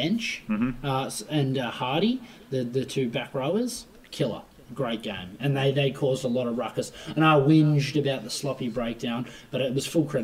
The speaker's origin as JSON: {"language": "English", "country": "Australia"}